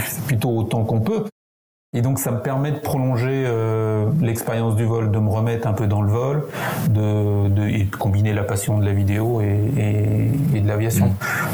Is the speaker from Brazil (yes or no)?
no; France; accent: French; On se retrouve deux Français dans un avion. Alors c'est un avion qui était loué à Montréal, donc immatriculation canadienne, avec mon accent français